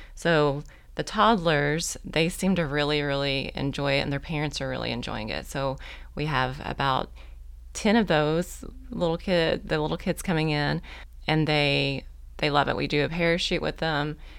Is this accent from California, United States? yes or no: no; Oklahoma, United States; moved away as an adult; also born or lived in Muldrow, Oklahoma; now in Fort Smith, United States; I'm actually from Oklahoma